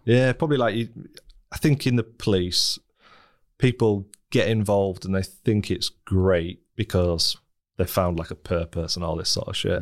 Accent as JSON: {"language": "English", "town": "Scunthorpe", "region": "Yorkshire and the Humber", "country": "United Kingdom", "tie": "born or raised there", "also_born_or_lived": "Leeds", "moved": "as an adult", "said": "I grew up in Scunthorpe, a sort of very stereotypical northern steelworking town"}